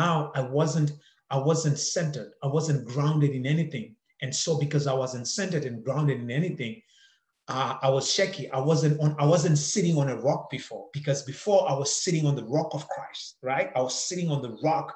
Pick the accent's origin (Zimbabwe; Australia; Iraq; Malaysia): Zimbabwe; moved away as an adult; now in Canada; I grew up in Zimbabwe, and growing up in Zimbabwe